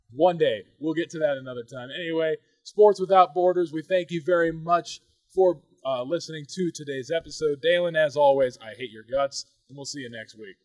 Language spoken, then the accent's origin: English; United States; I am an American